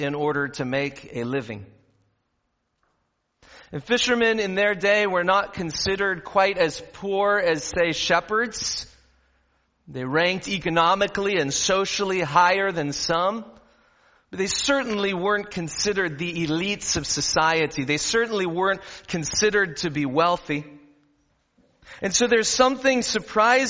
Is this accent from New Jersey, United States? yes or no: no; Southern California, United States; I grew up in Southern California